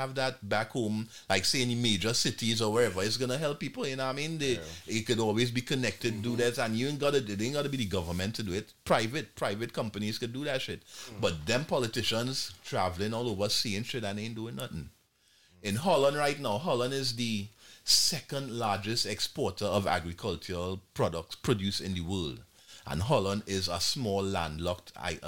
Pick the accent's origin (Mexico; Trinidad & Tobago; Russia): Trinidad & Tobago; moved away; I come from Trinidad and Tobago, as is already established. Now I grew up in a Caribbean culture